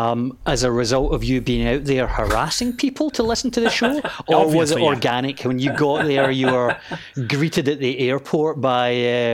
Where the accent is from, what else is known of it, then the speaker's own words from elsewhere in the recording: Scotland, United Kingdom; accent: Scottish; Hope my Scottish accent isn't too much for them.